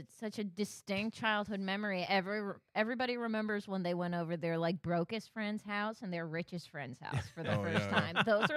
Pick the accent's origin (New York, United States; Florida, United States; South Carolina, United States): Florida, United States; Miami; growing up in Miami